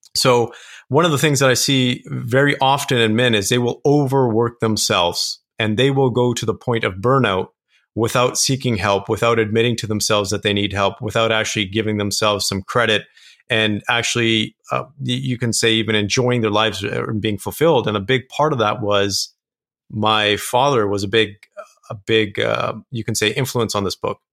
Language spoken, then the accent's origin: English; Kelowna, British Columbia, Canada; I grew up in a small town in Canada. It's called Kelowna, British Columbia.